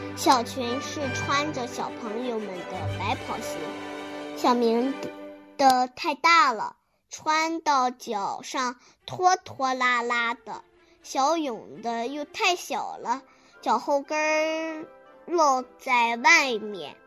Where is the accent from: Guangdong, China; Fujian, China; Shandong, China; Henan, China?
Shandong, China; Huimin; 我是来自山东惠民的